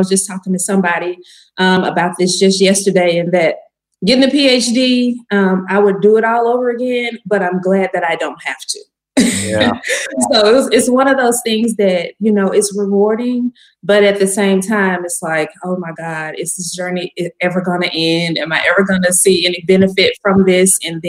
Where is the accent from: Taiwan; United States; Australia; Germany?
United States; Shreveport, Louisiana; also born or lived in New Orleans; I am a Southern girl. I was born and raised in Shreveport, Louisiana. And then went to college in New Orleans.